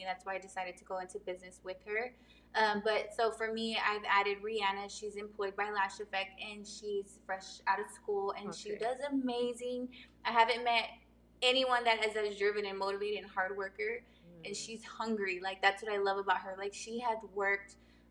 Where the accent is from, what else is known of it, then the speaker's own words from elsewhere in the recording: Abilene, Texas, United States; moved away as an adult; now in San Antonio, United States; I'm from Abilene, Texas, born and raised. It's West Texas area, very small. So I've lived there my whole life.